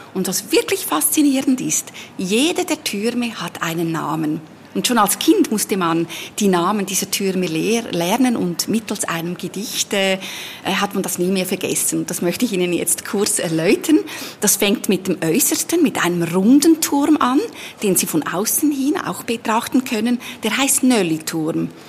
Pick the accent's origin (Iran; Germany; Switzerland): Switzerland; Lucerne; Ich bin in Luzern geboren und aufgewachsen